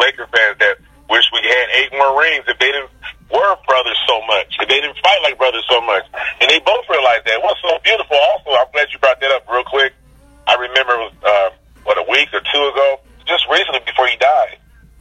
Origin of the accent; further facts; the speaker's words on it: Carson, California, United States; also born or lived in Caribbean / Seattle / New York; I grew up in South Central. I grew up in between Compton and Long Beach, a city called Carson.